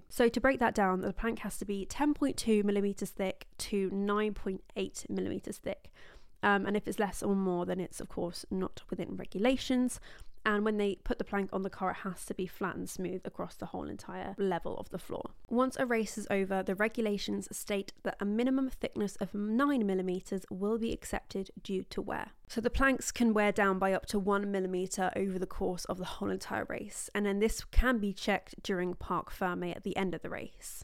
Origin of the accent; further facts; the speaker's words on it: England, United Kingdom; I'm from England in the U K